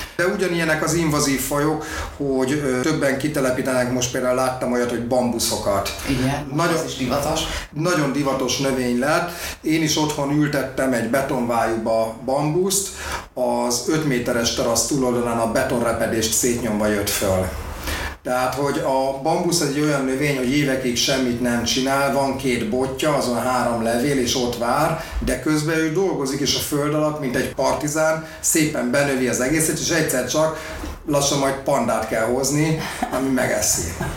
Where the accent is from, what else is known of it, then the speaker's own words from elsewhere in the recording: Budapest, Hungary; also born or lived in Békásmegyer, Budapest; Én Újpesten nőttem föl, meg Békás megyeren a Lánási strandon.